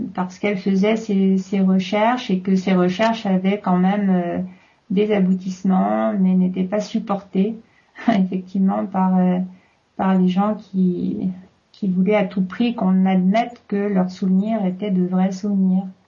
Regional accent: France; chez nous en France

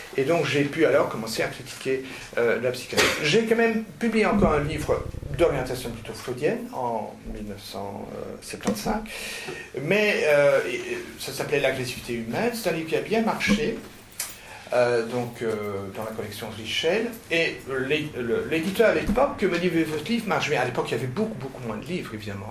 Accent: Flanders, Belgium; je suis flamand d'origine.

